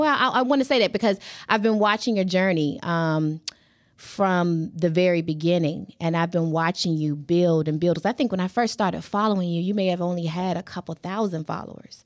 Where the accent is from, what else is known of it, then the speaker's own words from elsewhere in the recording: Hampton, Virginia, United States; I remember being a little girl growing up on Shell Road. I'm from Hampton, Virginia